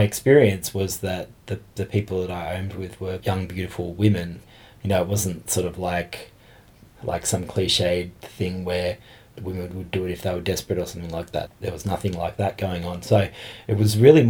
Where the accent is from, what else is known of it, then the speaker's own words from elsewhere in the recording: Geelong, Victoria, Australia; moved away as an adult; now in Canberra, Australia; I'm originally from Geelong and I've been in Canberra for about 3 months.